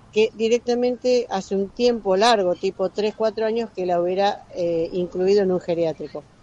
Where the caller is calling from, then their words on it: Mar del Plata, Buenos Aires Province, Argentina; Buen día, Gaby. … de Mar del Plata. Espero que reconozcas mi voz.